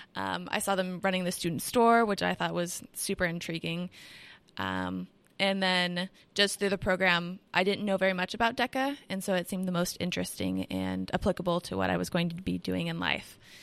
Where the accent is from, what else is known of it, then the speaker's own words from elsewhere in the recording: Washington, United States; I'm from Washington State